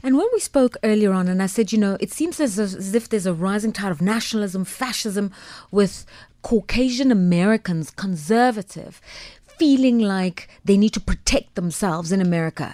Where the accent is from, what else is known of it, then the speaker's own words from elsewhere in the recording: South Africa; also born or lived in England; as a South African